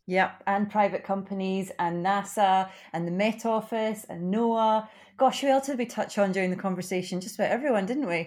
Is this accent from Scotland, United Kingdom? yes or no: yes; Glasgow, Scotland, United Kingdom; now in Edinburgh, United Kingdom; I'm from Glasgow originally